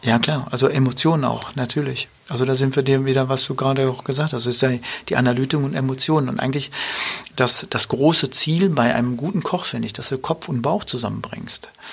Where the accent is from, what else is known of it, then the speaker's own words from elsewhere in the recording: Dortmund, North Rhine-Westphalia, Germany; wir sind ja in Dortmund groß geworden